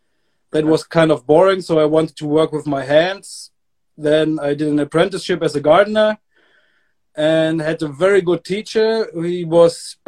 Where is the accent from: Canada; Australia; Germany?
Germany; also born or lived in Hamburg, Germany; I moved back to my hometown